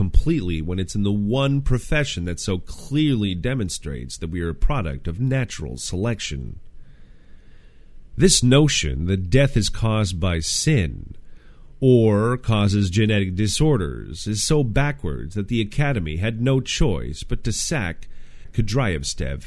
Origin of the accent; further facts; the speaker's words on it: Canada; In Canada, my home country